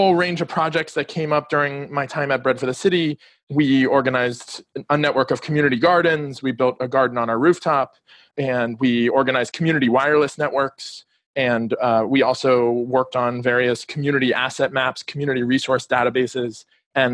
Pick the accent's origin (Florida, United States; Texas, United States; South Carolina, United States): Florida, United States; Miami; moved away as an adult; also born or lived in District of Columbia; I grew up here in Miami and recently moved back.